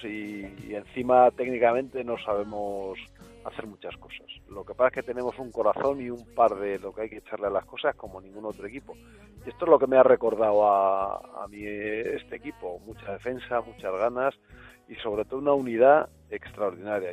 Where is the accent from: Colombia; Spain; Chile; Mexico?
Spain; somos los españoles